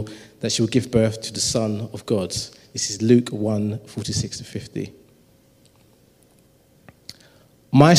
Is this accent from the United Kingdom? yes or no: yes; London, United Kingdom; I grew up in Tower Hamlets.